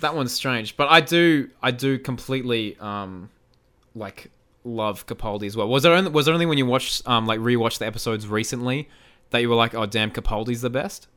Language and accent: English; Australia; I am Australian.